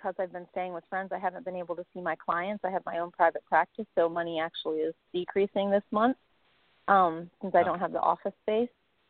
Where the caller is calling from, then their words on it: Austin, Texas, United States; It's … in Austin.